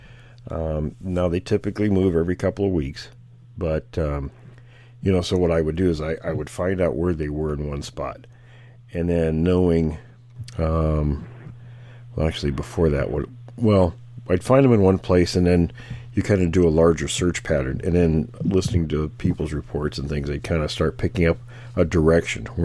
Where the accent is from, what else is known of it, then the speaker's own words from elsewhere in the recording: Washington, United States; moved away; I was born and raised in Washington, so I lived there a total of 50 years